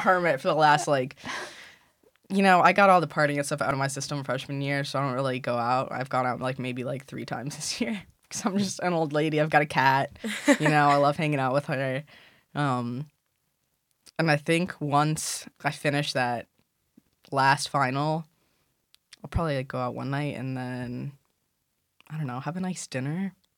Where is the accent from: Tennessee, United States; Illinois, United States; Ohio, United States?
Illinois, United States; Chicago; moved away as an adult; now in Philadelphia, United States; Chicago cuz that's where I'm from